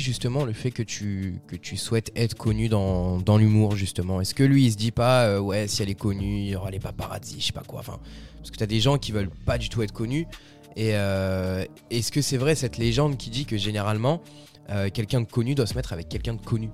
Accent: France; chez nous en France

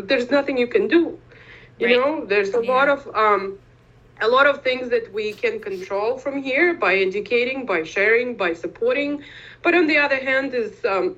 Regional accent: Eastern Ukraine, Ukraine; English is a second language; moved away as an adult; now in United States; I was born and raised in Ukraine. I moved to US 15 years ago. I'm from the east of Ukraine

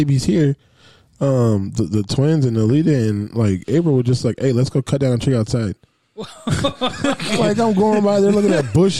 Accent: the South, United States; I'm from the South.

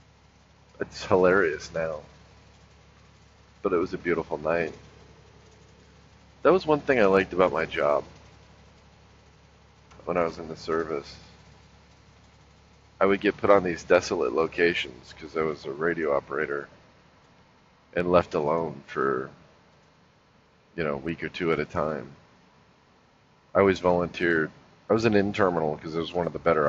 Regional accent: Los Angeles, California, United States; moved away as an adult; also born or lived in North Carolina; growing up in Los Angeles

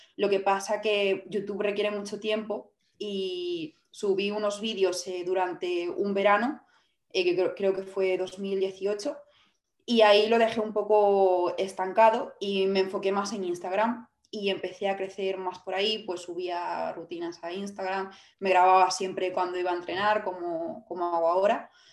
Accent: Vigo, Galicia, Spain; yo soy de, de Vigo

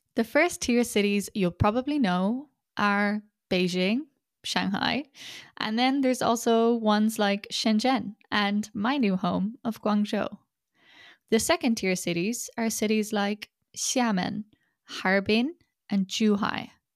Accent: Ireland; first language English; moved away as an adult; also born or lived in China; I was born and raised in Ireland

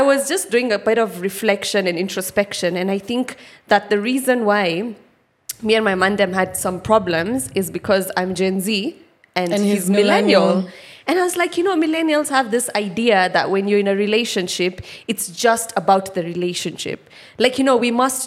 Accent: Kitale, Trans-Nzoia County, Kenya; I grew up in Kitale, and like back in the 90s, that place was like a proper shamba

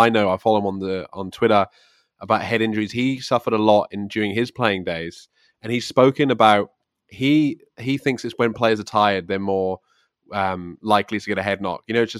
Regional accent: Swansea, Wales, United Kingdom; I am from South Wales, Swansea.

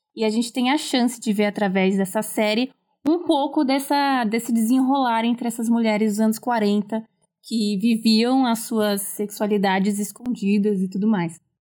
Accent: São Paulo, Brazil; sou de São Paulo, capital

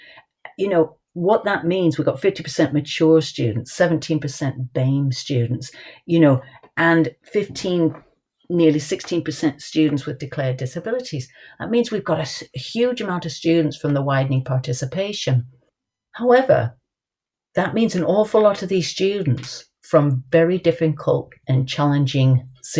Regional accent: United States; moved away; I was brought up in the States.

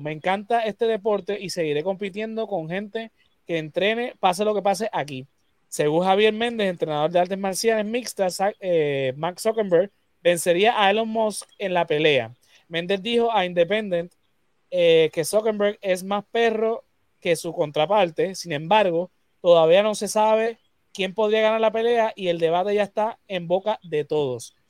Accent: Puerto Rico; nosotros, como puertorriqueños, que somos parte de Latinoamérica

